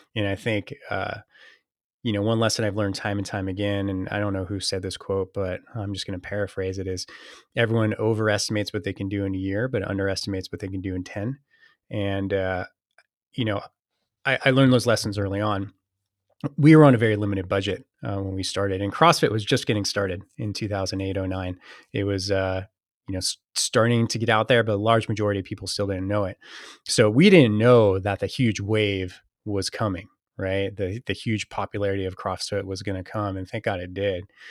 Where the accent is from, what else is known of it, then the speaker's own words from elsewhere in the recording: Saratoga, California, United States; moved away as an adult; also born or lived in Boston; I was born and raised in, uh, a town called Saratoga, uh, Northern California